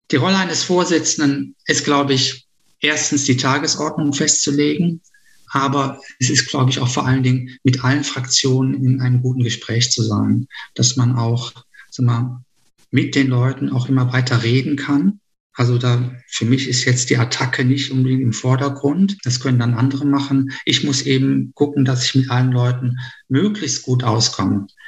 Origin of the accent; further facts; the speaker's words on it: Düsseldorf, North Rhine-Westphalia, Germany; wo wir als Düsseldorfer auch Nachholbedarf haben